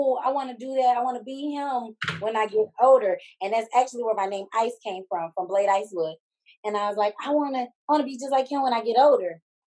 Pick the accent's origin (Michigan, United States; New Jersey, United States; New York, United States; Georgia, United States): Michigan, United States; Detroit; I'm from Detroit, Michigan